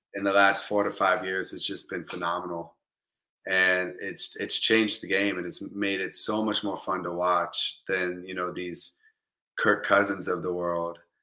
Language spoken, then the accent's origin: English; Tampa, Florida, United States; also born or lived in Kansas City, Missouri; I'm from Tampa Bay, Florida